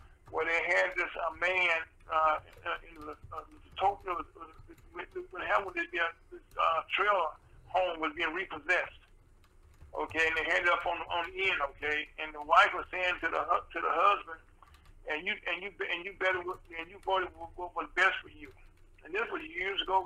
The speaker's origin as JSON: {"language": "English", "region": "the South", "country": "United States", "said": "I'm from the South myself"}